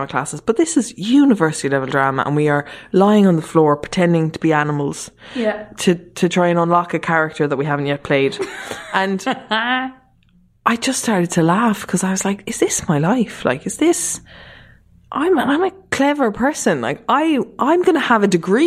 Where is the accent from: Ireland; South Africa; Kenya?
Ireland; Mallow, Munster; moved away as an adult; also born or lived in Germany / Dublin; we moved to Mallow so my mum could work after we moved back from Germany